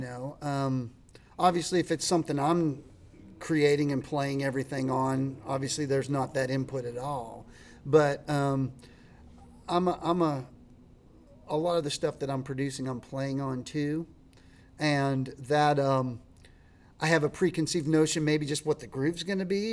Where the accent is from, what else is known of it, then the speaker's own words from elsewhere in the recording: Latrobe, Pennsylvania, United States; moved away as an adult; now in Nashville, United States; a town called Latrobe. It's about an hour out of Pittsburgh